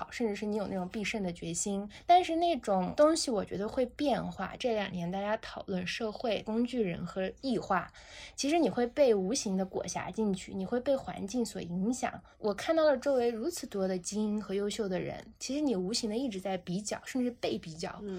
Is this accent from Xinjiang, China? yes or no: yes; Xinjiang, China; moved away; 我出生在新疆，我爷爷那个时代，他们就是跟着王震的部队去了新疆，后来就在兵团开始一直留在那儿，其实是奉献边疆。从小在新疆，因为爷爷也在这个兵团农场，